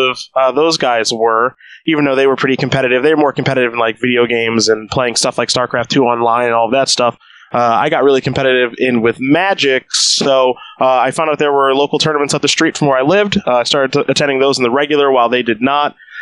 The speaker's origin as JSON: {"language": "English", "town": "Strongsville", "region": "Ohio", "country": "United States", "tie": "born or raised there", "moved": "as an adult", "lives_now": "Roanoke, United States", "said": "Born and raised in Strongsville, Ohio, for the first 18 years of my life"}